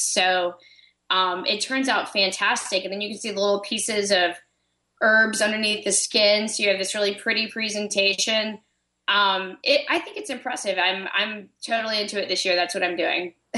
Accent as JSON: {"language": "English", "region": "Florida", "country": "United States", "said": "I'm from Florida"}